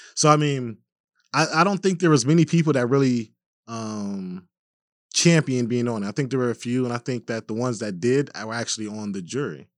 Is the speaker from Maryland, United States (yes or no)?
no; Minneapolis, Minnesota, United States; as a black man growing up in Minneapolis